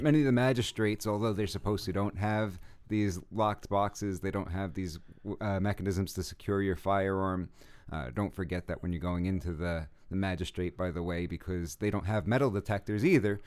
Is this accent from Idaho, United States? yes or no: no; New York City, New York, United States; I'm from Brooklyn